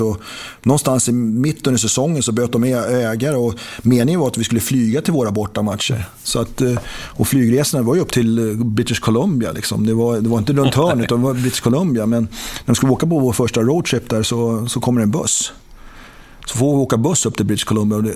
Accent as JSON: {"language": "Swedish", "country": "Sweden", "moved": "yes", "said": "det var man inte heller van med som, som svensk"}